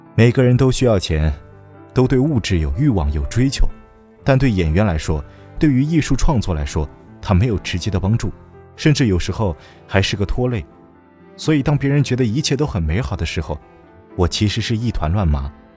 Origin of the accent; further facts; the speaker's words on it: Shanghai, China; 对于那时候长在浦东的我来说